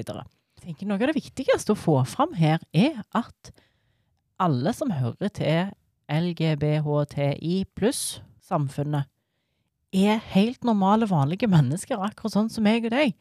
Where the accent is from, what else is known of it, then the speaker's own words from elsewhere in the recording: rural inland Norway, Innlandet, Norway; For jeg er fra Bygd-Norge. Jeg er jo ikke fra Stavanger. Jeg er liksom innlandet.